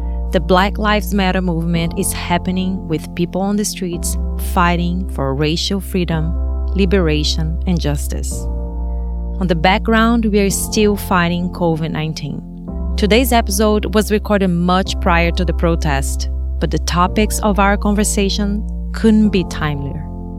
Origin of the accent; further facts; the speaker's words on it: Brazil; But I come from Brazil. So it's a third world country, like, similar to India.